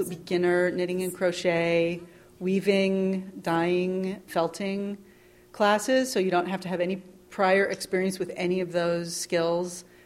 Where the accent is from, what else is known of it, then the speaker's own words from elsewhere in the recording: New York, United States; I'm 32. I'm from Long Island